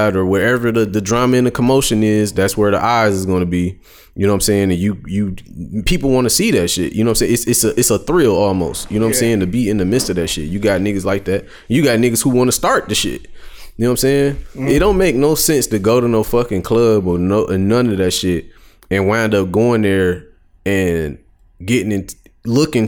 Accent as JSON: {"language": "English", "town": "Detroit", "region": "Michigan", "country": "United States", "said": "I'm from Detroit"}